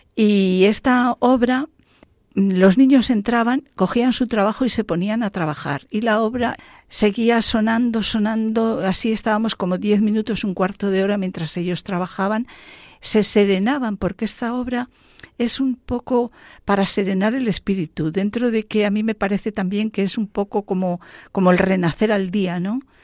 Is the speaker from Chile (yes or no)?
no; La Pola de Gordón, Castile and León, Spain; moved away; yo soy de un pueblo de, de León, ¿eh? que se llama La Pola de Gordón